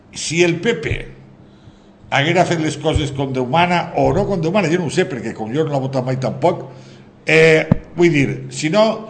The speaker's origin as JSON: {"language": "Catalan", "region": "Valencian Community", "country": "Spain", "said": "som els valencians"}